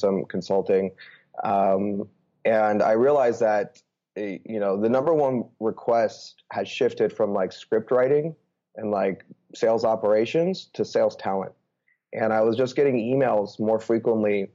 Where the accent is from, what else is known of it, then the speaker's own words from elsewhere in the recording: Bay Area, California, United States; moved away as an adult; also born or lived in New York / Chicago / Austin / Los Angeles; I'm actually originally from the Bay Area. Grew up playing sports